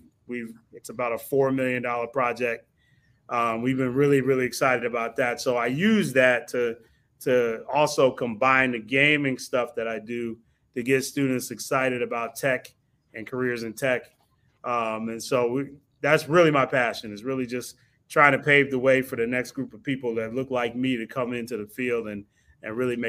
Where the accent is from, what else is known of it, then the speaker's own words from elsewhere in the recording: Tallahassee, Florida, United States; also born or lived in New York; I came back with my mom in the late 70s, early 80s, attended FAMU High School